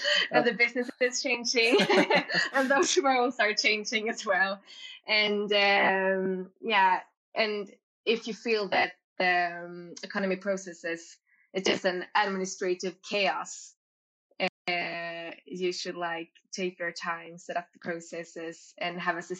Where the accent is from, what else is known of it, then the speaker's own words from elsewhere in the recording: Gothenburg, Västra Götaland, Sweden; moved away; I'm from Gothenburg